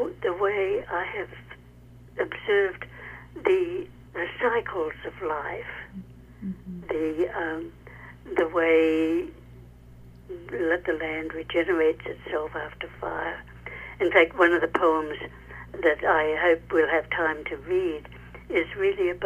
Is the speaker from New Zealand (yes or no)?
yes; New Zealand; moved away as an adult; also born or lived in England; now in California, United States; I am originally a New Zealander. I left my home country when I was in my early 20s, lived in England for a while, and then came to California.